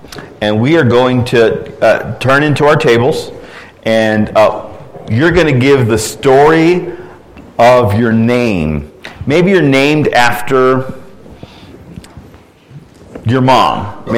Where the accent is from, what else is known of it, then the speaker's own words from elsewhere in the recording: Orlando, Florida, United States; born there; And so I was born in Orlando, Florida.